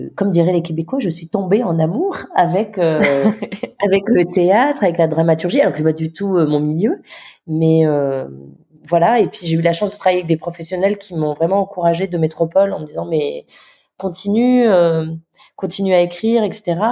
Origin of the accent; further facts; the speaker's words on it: Nouméa, South Province, New Caledonia; also born or lived in Mont-Dore, New Caledonia / Paris, France / Lille, France; calédonienne, donc je suis née à Nouméa